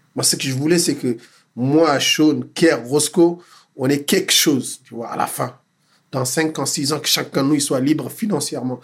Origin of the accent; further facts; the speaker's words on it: Dakar, Senegal; moved away; J'ai grandi à Dakar